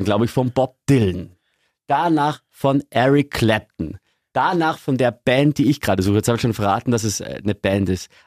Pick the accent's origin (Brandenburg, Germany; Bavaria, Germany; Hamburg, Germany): Bavaria, Germany; Lower; now in Augsburg, Germany; Ich komme aus Niederbayern, da bist du grundsätzlich katholisch